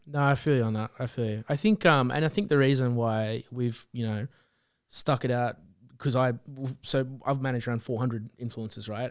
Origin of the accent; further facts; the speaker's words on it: Central Coast, New South Wales, Australia; moved away as an adult; now in Sydney, Australia; we're from the Central Coast